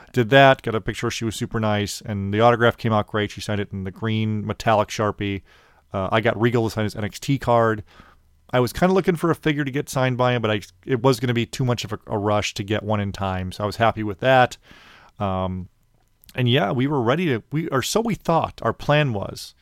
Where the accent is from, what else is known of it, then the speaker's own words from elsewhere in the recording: Chicago, Illinois, United States; I'm from Chicago